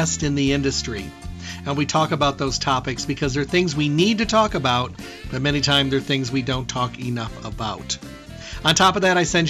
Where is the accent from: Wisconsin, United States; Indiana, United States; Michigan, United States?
Michigan, United States; moved away; I'm from Michigan originally